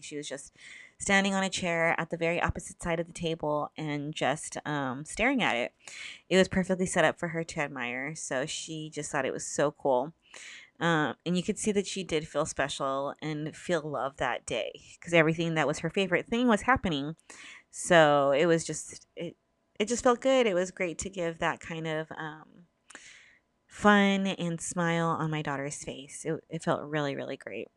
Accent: Southern California, United States; I'm from SoCal

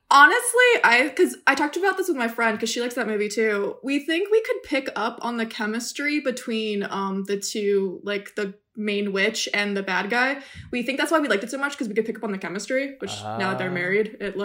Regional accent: South Florida, United States; So I grew up in South Florida, so like a 2.5 hour drive from the parks.

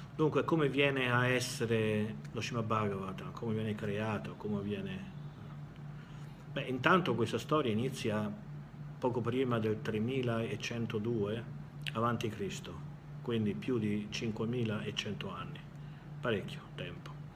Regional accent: Italy; moved away as an adult; Io sono nato in Italia, però non ci vivo da tanti anni

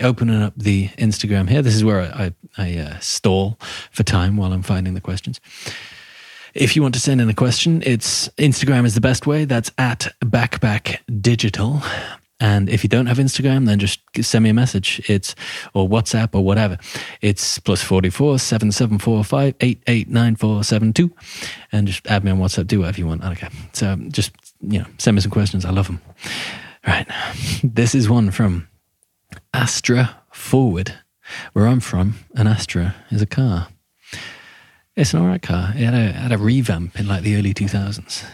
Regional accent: England, United Kingdom

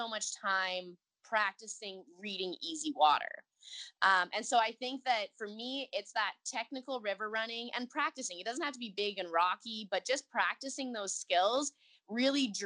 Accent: Edmonton, Alberta, Canada; moved away as an adult; also born or lived in Nelson, British Columbia; now in Cochrane, Canada; I actually grew up in Edmonton, Alberta

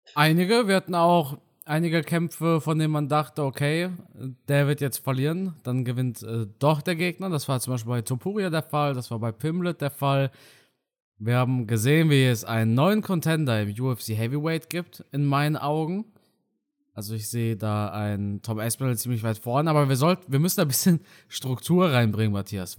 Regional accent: hometown near Karlsruhe, Baden-Württemberg, Germany; now in North Rhine-Westphalia, Germany; ich wohne ja mittlerweile in NRW. Aber ein kleines Dorf aus meiner Heimatstadt neben Karlsruhe

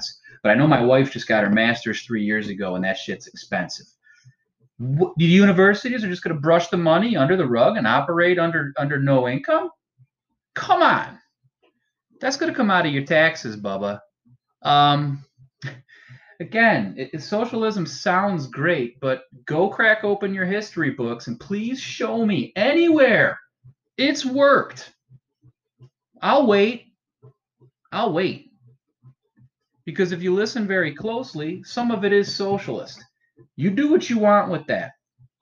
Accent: United States; as an American voter

